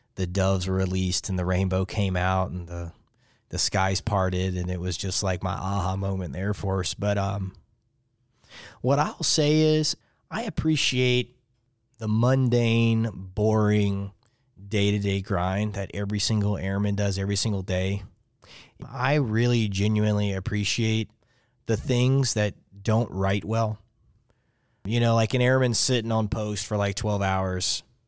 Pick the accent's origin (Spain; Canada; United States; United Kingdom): United States; Lake Charles, Louisiana; moved away as an adult; I'm from Lake Charles, Louisiana. So it's uh, if you look at Louisiana, and most people call it the boot. I'm from the ankle of the boot